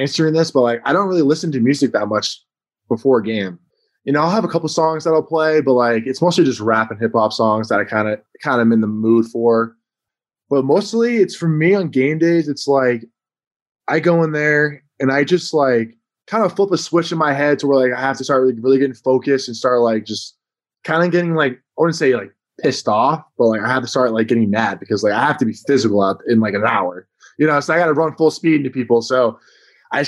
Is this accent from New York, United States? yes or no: no; Massachusetts, United States; growing up, I was a huge Patriots fan, all Boston sports fans, because I'm from Massachusetts